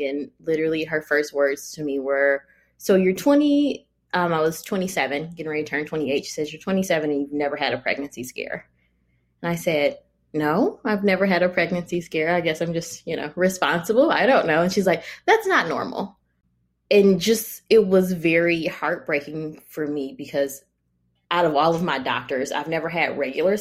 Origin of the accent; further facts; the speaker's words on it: Michigan, United States; moved away as an adult; now in California, United States; I am from Michigan. My husband is from Ohio